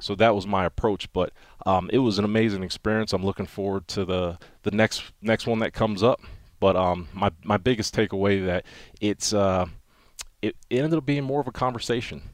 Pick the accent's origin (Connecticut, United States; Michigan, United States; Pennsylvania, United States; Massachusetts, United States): Pennsylvania, United States; Wilkes-Barre; I'm from Wilkes-Barre, Pennsylvania, northeastern Pennsylvania, coal mining region